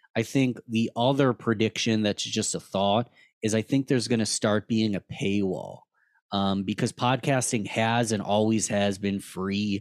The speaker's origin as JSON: {"language": "English", "town": "Rochester", "region": "New York", "country": "United States", "tie": "born or raised there", "said": "I'm born and raised in Rochester, New York, lived here my whole life"}